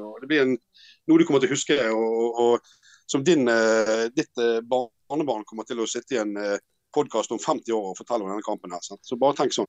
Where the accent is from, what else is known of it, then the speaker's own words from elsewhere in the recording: Bergen, Vestland, Norway; jeg er bergenser